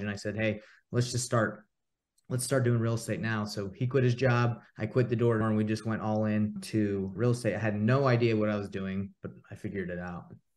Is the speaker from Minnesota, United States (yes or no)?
no; Atlanta, Georgia, United States; moved away as an adult; now in Utah, United States; I grew up in Atlanta, Georgia. and originally born in Utah, and I actually made my way back. I actually live in Utah now